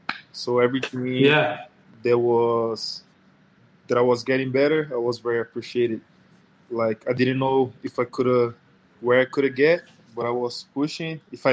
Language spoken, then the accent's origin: English; Brazil; moved away; I'm playing for the Rockets right now. And I'm from Brazil. I'm 24 years old.